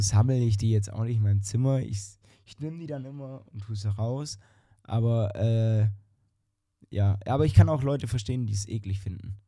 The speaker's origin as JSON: {"language": "German", "country": "Germany", "said": "wir als Deutsche"}